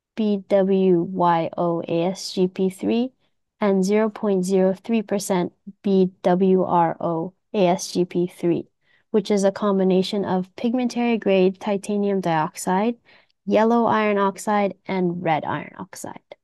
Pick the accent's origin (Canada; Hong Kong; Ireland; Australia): Canada; moved away as an adult; now in Japan; So I was born and raised in Canada, but I have been living in Japan for almost eight years